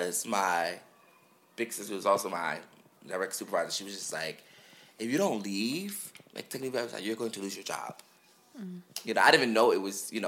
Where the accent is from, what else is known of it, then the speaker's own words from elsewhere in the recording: Philadelphia, Pennsylvania, United States; I grew up in North Philly